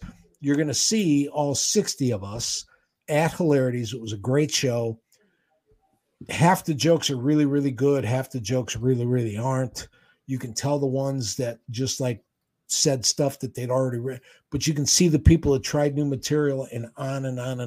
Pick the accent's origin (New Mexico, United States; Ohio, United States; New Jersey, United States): Ohio, United States; Cleveland; living in Cleveland, growing up in Cleveland